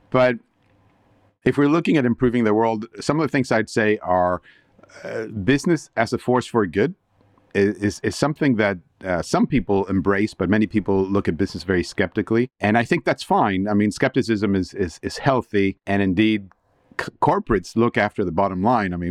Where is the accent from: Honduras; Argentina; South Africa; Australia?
Argentina; also born or lived in United States / Canada / Luxembourg / Switzerland; now in United Kingdom; I'm originally from Argentina and I'm a paragon of globalization, you could say. I lived in the US and in Canada, uh, Luxembourg, Switzerland, and now here in the UK.